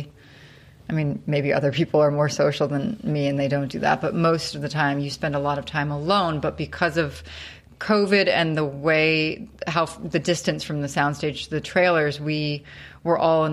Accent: outside of New York City, United States; now in Los Angeles, United States; I grew up outside of New York City in like the suburbs.

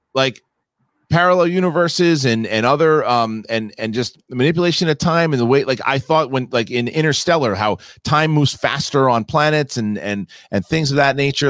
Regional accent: Darwin, Northern Territory, Australia; Darwin, Northern Ter-, Territory, Australia, which is my hometown

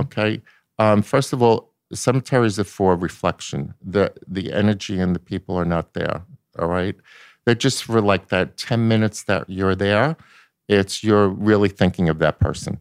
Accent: Long Island, New York, United States; I'm from Long Island.

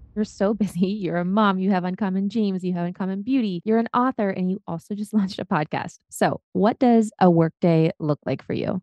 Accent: Midwest, United States; growing up in the Midwest

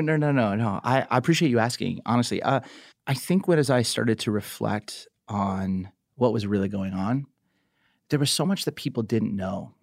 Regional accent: Southern California, United States; growing up in Southern California

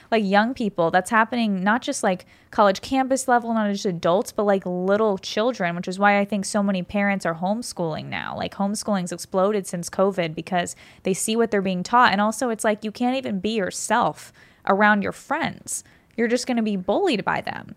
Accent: California, United States; I grew up in California

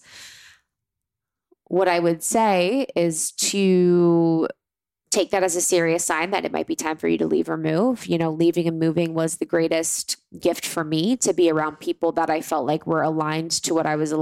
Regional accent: Ohio, United States; moved away; I have such a great gratitude for growing up in Ohio

